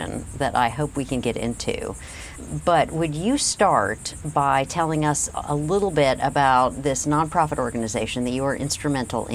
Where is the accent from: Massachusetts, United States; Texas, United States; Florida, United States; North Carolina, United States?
North Carolina, United States; I played sports growing up in North Carolina.